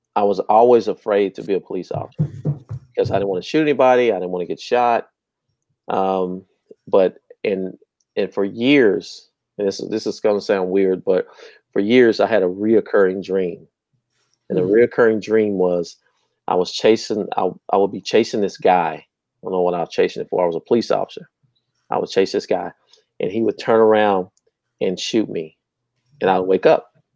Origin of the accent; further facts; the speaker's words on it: Terrell, Texas, United States; I'm from Terrell, just east of here, and it was a Terrell police officer got killed in our apartment complex